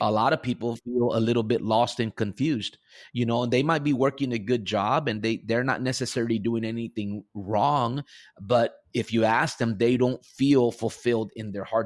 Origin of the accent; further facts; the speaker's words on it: Rio Grande Valley, deep South Texas, United States; I was born and raised here in the Rio Grande Valley, deep South